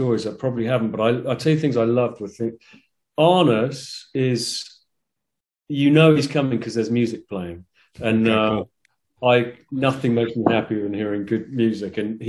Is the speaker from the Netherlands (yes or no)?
no; England, United Kingdom; I'm English playing